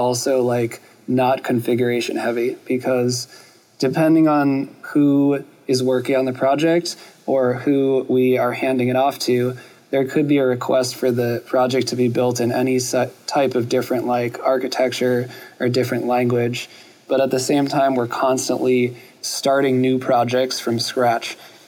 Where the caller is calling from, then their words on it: New York, United States; I'm calling in from New York.